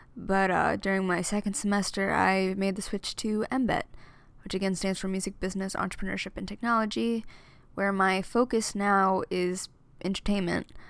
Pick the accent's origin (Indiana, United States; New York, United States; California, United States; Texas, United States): New York, United States; Amityville; moved away as an adult; now in Philadelphia, United States; I'm from Amityville, New York, born and raised